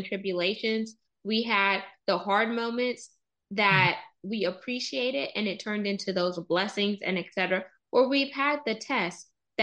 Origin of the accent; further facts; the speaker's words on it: Houston, Texas, United States; I was born in Houston